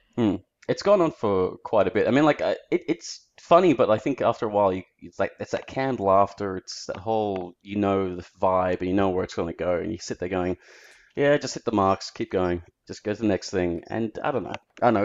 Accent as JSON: {"language": "English", "town": "Melbourne", "region": "Victoria", "country": "Australia", "said": "I'm in Australia, I have to say I'm Australian."}